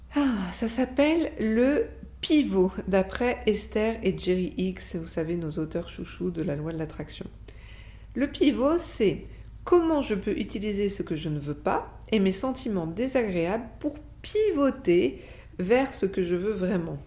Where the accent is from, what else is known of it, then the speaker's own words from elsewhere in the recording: France; on a même un sacré avantage sur ce plan en tant que Français